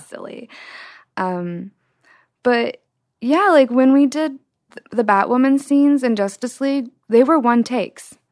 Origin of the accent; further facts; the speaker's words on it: Utah, United States; my background growing up in Utah